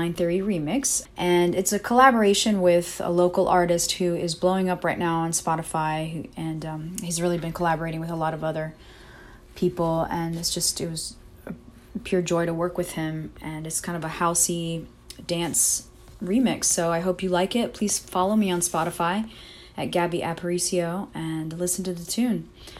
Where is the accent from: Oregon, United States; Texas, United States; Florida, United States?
Florida, United States; Orlando; now in San Diego, United States; I'm originally from Orlando, Florida. Moved to San Diego in 2014